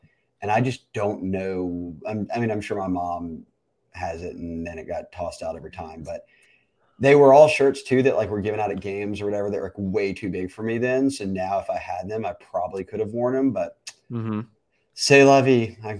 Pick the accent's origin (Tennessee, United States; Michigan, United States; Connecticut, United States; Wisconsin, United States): Tennessee, United States; Memphis; moved away; We grew up in Memphis